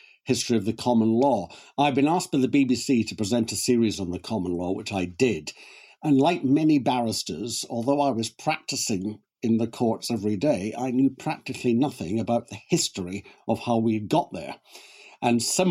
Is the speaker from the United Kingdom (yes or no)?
yes; Glasgow, Scotland, United Kingdom; moved away; also born or lived in Cambridge; I was born and brought up in Glasgow a long time ago